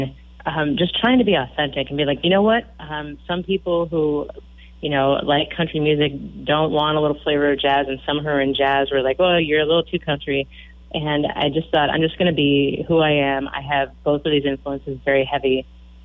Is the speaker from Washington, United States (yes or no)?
yes; Aberdeen, Washington, United States; moved away as an adult; also born or lived in Gothenburg, Nebraska / Grinnell, Iowa / Vancouver, BC / Milwaukee, Wisconsin; now in Austin, United States; Originally, I'm actually from a little tiny town a couple hours south of Seattle called Aberdeen, Washington, little timber town.